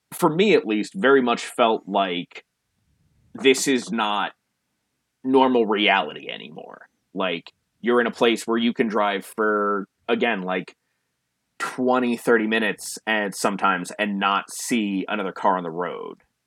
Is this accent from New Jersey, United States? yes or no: yes; New Jersey, United States; growing up in New Jersey